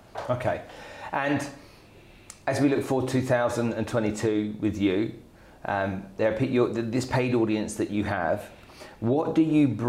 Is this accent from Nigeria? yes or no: yes; Nigeria; because I grew up in Nigeria.